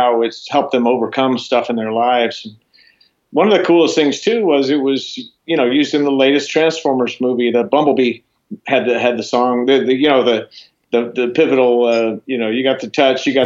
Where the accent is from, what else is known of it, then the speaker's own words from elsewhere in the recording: Florida, United States; moved away; also born or lived in Boulder, Colorado / Los Angeles; I grew up in Florida